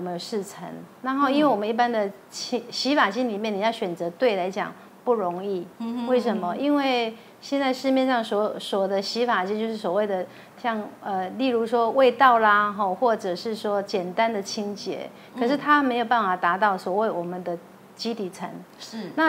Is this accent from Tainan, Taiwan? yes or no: yes; Tainan, Taiwan; moved away; also born or lived in Taipei; 我是台南人，